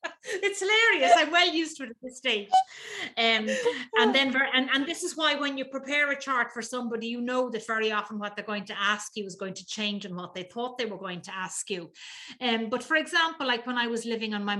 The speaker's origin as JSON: {"language": "English", "town": "Dublin", "region": "Leinster", "country": "Ireland", "tie": "born or raised there", "said": "I was born in Dublin."}